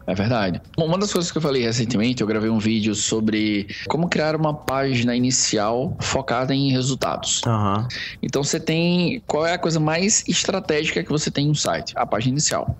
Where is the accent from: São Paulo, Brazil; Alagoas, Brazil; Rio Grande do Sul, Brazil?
Alagoas, Brazil; Palmeira dos Índios; moved away; also born or lived in Maceió; eu sou de uma cidade chamada Palmeira dos Índios